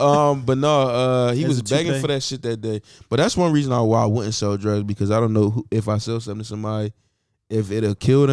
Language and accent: English; Philadelphia, Pennsylvania, United States; we are from Philadelphia, Pennsylvania.